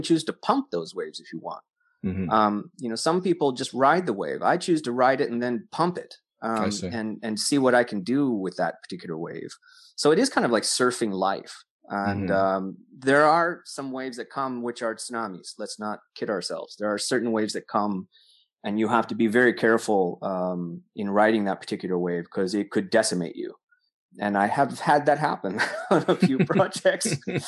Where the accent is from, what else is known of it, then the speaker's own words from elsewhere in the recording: Corpus Christi, Texas, United States; born there; Oh, really? I was born in Corpus Christi.